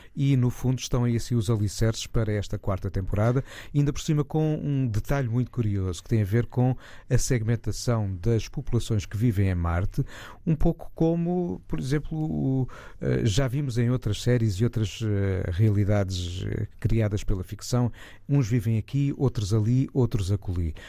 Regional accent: Portugal; da nossa identidade como portugueses

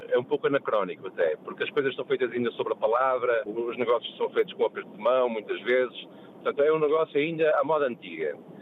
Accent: Porto, Norte, Portugal; moved away as an adult; now in Lisbon, Portugal; que eu sou do Porto, é verdade. Isto é, eu, eu sou um portuense que mora em Lisboa e gosta de Lisboa

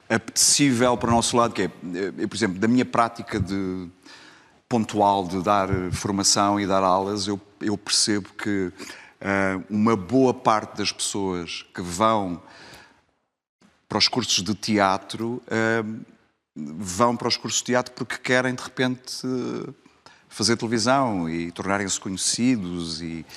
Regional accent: Lisbon, Portugal; minha cidade, que é Lisboa, apesar de tudo. Apesar de eu ter uma costela não faz, minhota

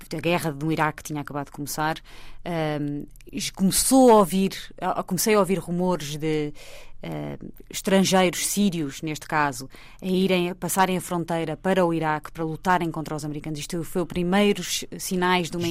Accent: Portugal; moved away as an adult; also born or lived in New York; sou portuguesa

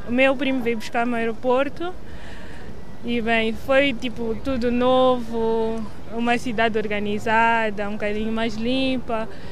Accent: Maputo, Mozambique; moved away as an adult; now in Lisbon, Portugal; Nasci em Moçambique, Maputo. Tinha 18 anos quando eu vim para cá.

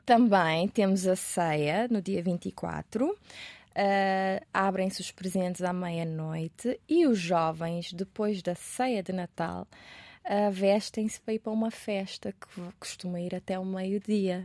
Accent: Cape Verde; first language Portuguese; moved away as an adult; also born or lived in Brazil; now in Portugal; o meu país

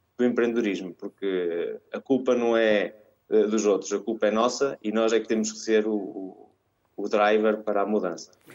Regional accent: Mirandela, Norte, Portugal; moved away as an adult; also born or lived in Porto; now in Latin America; eu sou uh, transmontano, orgulhosamente transmontano, nascido e criado em Mirandela

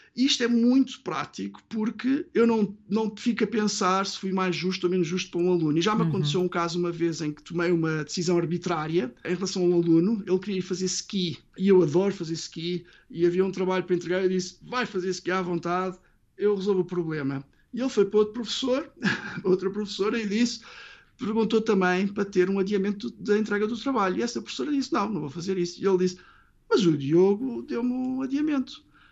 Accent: Portugal; first language Portuguese; now in United Kingdom; nós cá em casa somos muito portuguesa

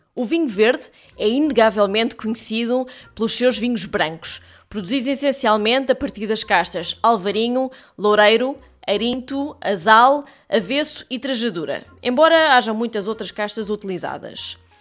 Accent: Portugal

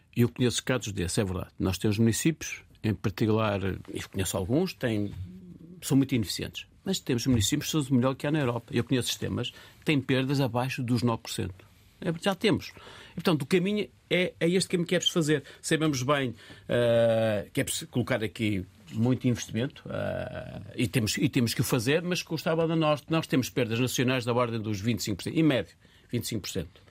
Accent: Minho, Norte, Portugal; moved away as an adult; now in Lisbon, Portugal; sou do Minho, a zona, e cheguei a Lisboa

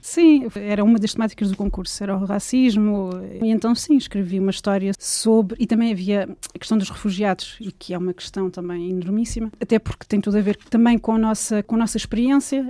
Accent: Lisbon, Portugal; moved away as an adult; now in France; nasci em Portugal e o meu pai era cabo-verdiano

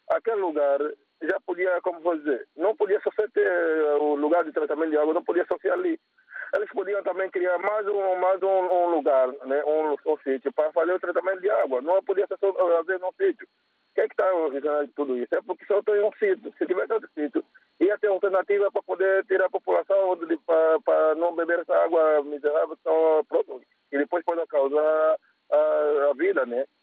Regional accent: Angola; eu conheço eu como angolano, né?

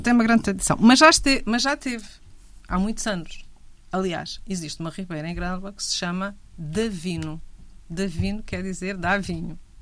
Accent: Grândola, Alentejo, Portugal

